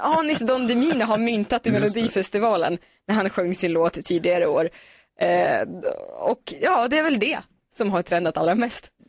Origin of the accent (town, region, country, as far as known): Sweden